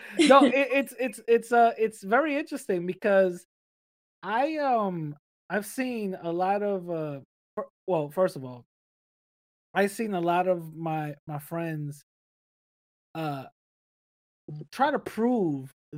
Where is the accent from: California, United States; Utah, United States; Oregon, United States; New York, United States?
New York, United States; New York City; English is a second language; I grew up in the Bronx.